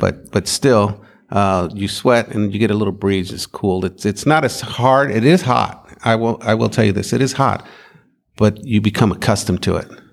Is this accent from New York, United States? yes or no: no; Maricopa, Arizona, United States; I'm from Arizona.